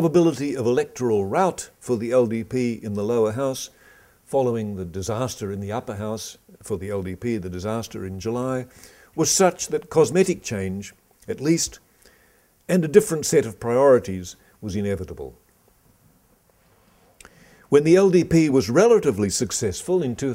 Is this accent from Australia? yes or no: yes; Australia; I come from Australia